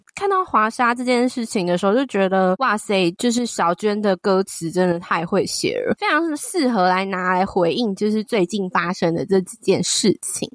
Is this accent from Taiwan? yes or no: yes; Taiwan; 我是台湾的粉丝